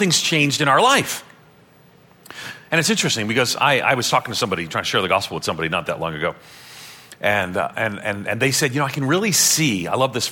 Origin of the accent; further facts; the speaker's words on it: Ireland; I'm Irish